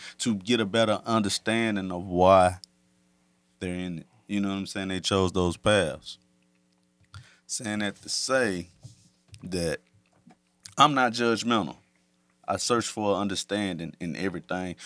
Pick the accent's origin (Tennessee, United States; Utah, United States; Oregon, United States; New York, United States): Tennessee, United States; Chattanooga; I'm from Homeport, Tennessee. You know what I'm saying? That's South Chattanooga.